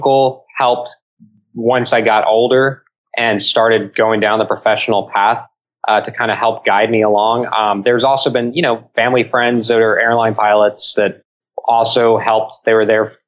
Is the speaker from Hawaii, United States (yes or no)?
no; El Paso, Texas, United States; moved away; in El Paso for a wedding in my hometown